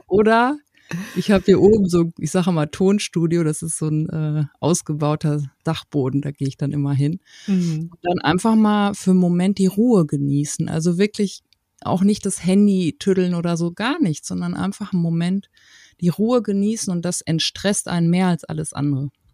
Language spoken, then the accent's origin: German; Paderborn, North Rhine-Westphalia, Germany; Ich komme aus Paderborn